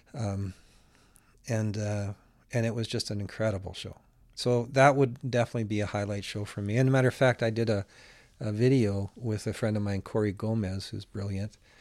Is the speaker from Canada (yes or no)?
yes; Alberta, Canada; also born or lived in Winnipeg, Manitoba; I was born in Winnipeg, but I came to Alberta when I was about a year old.